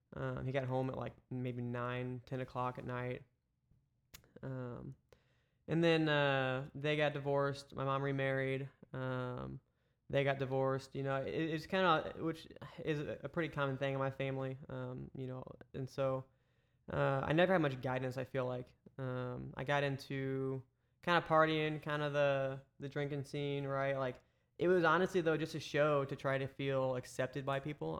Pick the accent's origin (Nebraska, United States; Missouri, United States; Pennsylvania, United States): Missouri, United States; Eureka; also born or lived in St. Charles, Missouri; born and raised Saint Louis. I grew up in Eureka